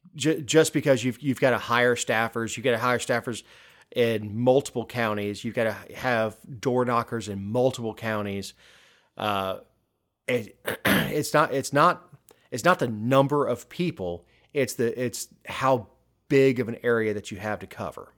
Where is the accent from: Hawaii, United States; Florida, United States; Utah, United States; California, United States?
Florida, United States; South; growing up in South Florida